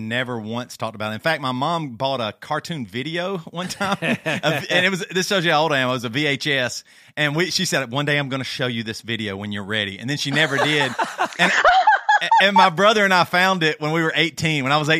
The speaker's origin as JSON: {"language": "English", "region": "South Carolina", "country": "United States", "said": "Our voices might all sound the same. We're all from South Carolina, so a lot of times people can't hardly tell us apart"}